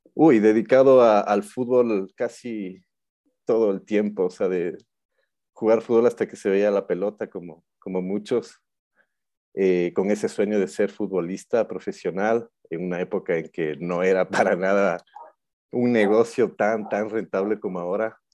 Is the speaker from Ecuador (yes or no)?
yes; Quito, Pichincha, Ecuador; also born or lived in Buenos Aires; soy un quiteño de 42 años